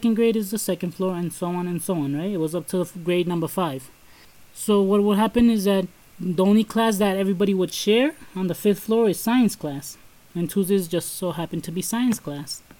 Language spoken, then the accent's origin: English; New York City, New York, United States; we were raised in Brooklyn